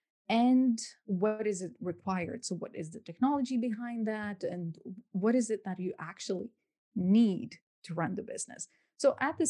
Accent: Lithuania; moved away as an adult; now in London, United Kingdom; I'm originally from Lithuania. So I grew up there for, I lived there for 21 years of my life

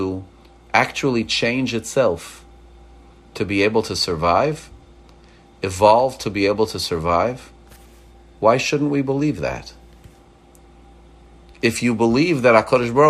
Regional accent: Montreal, Quebec, Canada; now in Maryland, United States; I grew up in Montreal, but you know, I left Montreal 38 years ago. My body's thermostat changed to be able to take Maryland humidity instead of Canadian frigidity

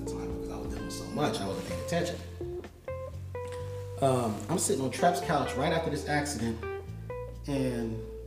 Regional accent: Los Angeles, California, United States; you from LA, right? I was like, yeah.

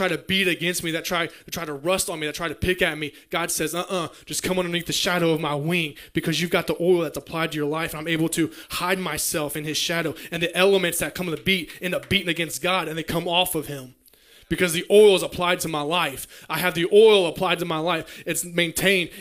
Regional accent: Grant County, Kentucky, United States; I'm from Grant County

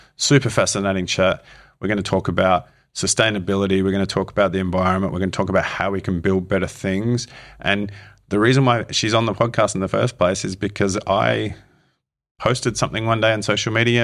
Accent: Melbourne, Victoria, Australia; moved away as an adult; also born or lived in United States / United Kingdom; now in Wellington, New Zealand; I'm from Melbourne

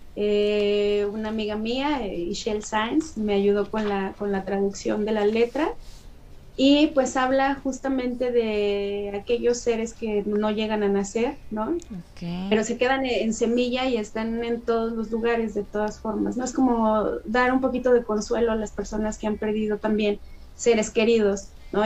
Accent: Mexico; la gama cultural tan rica que tenemos aquí en México, ¿no? Gracias a nuestras etnias indígenas

